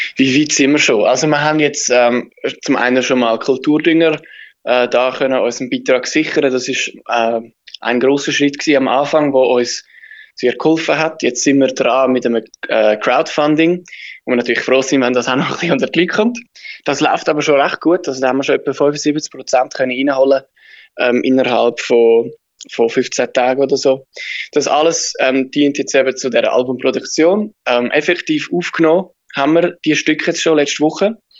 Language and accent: German; Switzerland; wir sind, wir sind Schweizer